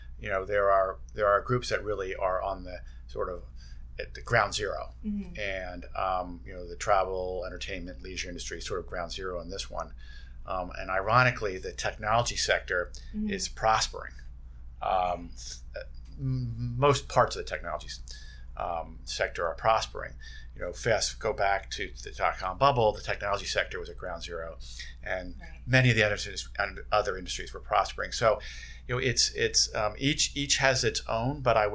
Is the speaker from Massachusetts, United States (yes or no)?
no; Bethlehem, Pennsylvania, United States; I grew up in Bethlehem, Pennsylvania